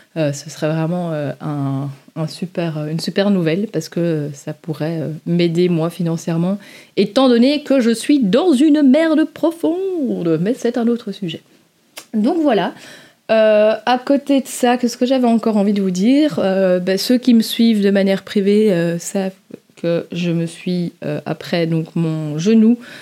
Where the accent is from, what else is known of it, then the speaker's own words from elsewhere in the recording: Belgium; accent: Belgian; nos petits accents belges